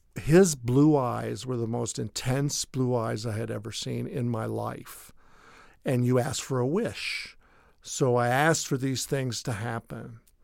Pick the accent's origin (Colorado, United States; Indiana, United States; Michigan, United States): Colorado, United States; Denver; I was born in Denver, Colorado, fourth generation